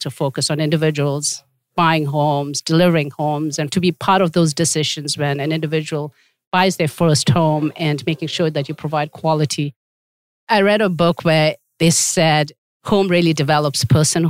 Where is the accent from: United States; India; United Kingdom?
India; moved away as an adult; also born or lived in Tibet; now in Canada; I am a Tibetan and I was born in India because my parents had fled Tibet at that time